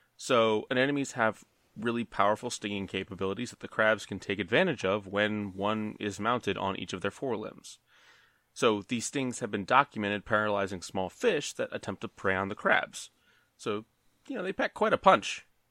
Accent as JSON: {"language": "English", "region": "Maryland", "country": "United States", "said": "we're from Maryland"}